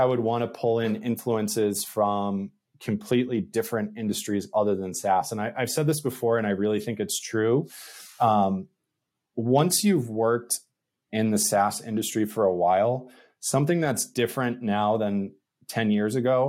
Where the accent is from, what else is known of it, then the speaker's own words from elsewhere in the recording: New England, United States; I'm from New England